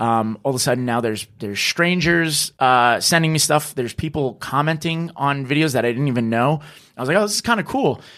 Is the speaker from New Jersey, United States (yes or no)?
yes; New Jersey, United States; moved away as an adult; now in New York City, United States; I'm originally from New Jersey